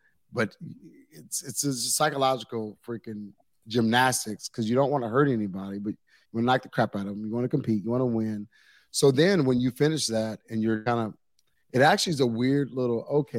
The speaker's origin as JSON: {"language": "English", "town": "Waco", "region": "Texas", "country": "United States", "moved": "yes", "said": "I'm from the Waco area"}